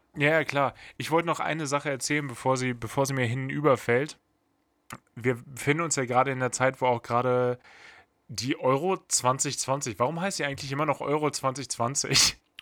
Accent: Bad Pyrmont, Lower Saxony, Germany; da wurde bei mir aus, aus Bad Pyrmont auch mal ganz schnell Hamburg

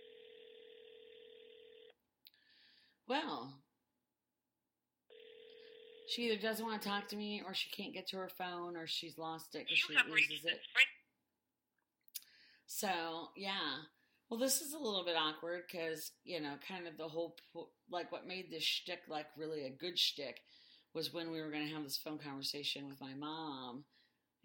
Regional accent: Indiana, United States; we're from Indiana

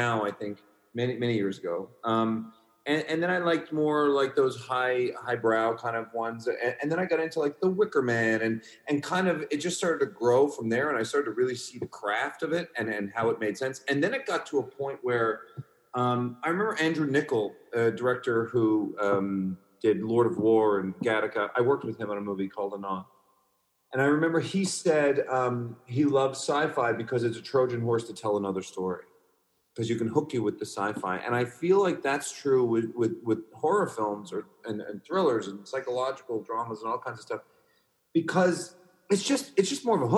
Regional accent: Canada; Canadian filmmakers

